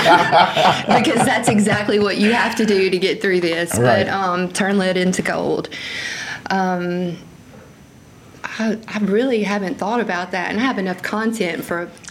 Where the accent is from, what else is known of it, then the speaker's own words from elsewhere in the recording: Sand Hill, Mississippi, United States; I was raised in Greene County, Mississippi